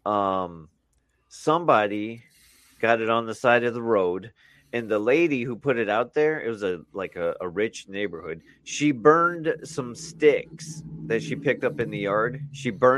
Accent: Marion, Indiana, United States; I was born in Marion. And that's where all my family's

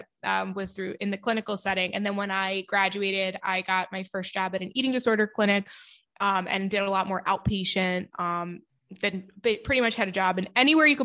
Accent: New York, United States; I'm from New York

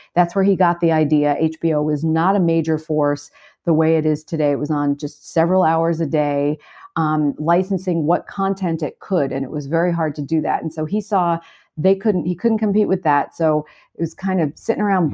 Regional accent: New York City, New York, United States; I grew up in Brooklyn

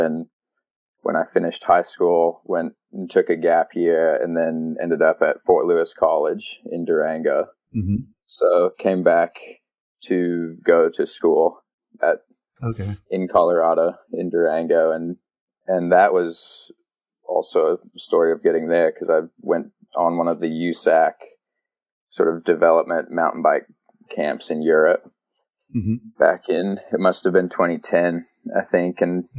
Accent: Australia; now in United States; I grew up there and was like, I'm Australian, but and my accent used to be a lot stronger, but now I've been, spent too much time over in the States, I think.

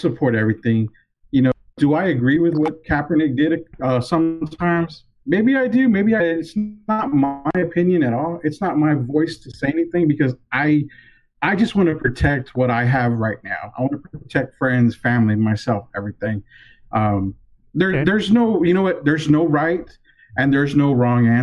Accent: United States; I am an American living in America

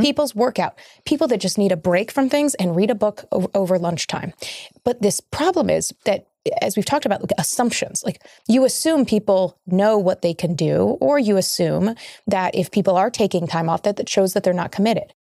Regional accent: Kentucky, United States; my home state of Kentucky

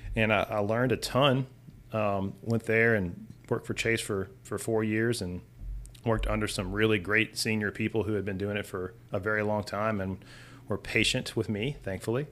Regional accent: Hammond, Louisiana, United States; now in Baton Rouge, United States; I was born and raised in Hammond

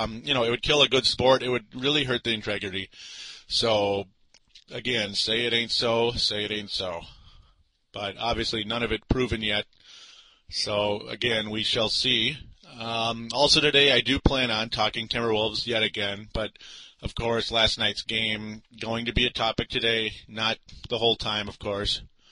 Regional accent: Minnesota, United States; I'm a Minnesotan, born and raised.

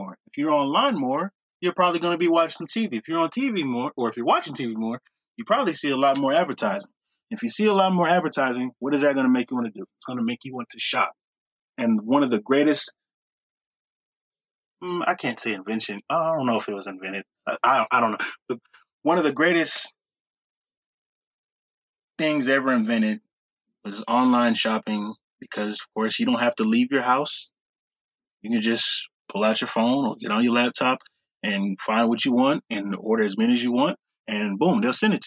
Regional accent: Texas, United States; down here in Texas

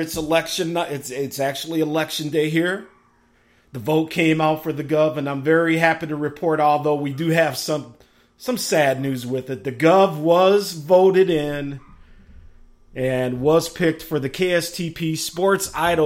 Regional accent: Chicago, Illinois, United States; my hometown, Chicago, Illinois

